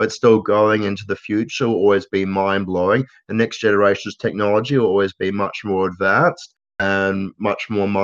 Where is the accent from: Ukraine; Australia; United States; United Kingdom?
Australia; as an Australian